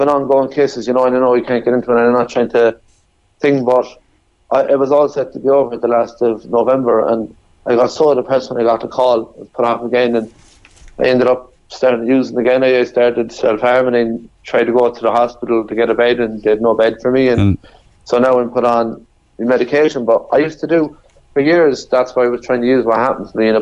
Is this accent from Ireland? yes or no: yes; Sligo, Connacht, Ireland; moved away as an adult; also born or lived in Cork; I was from Sligo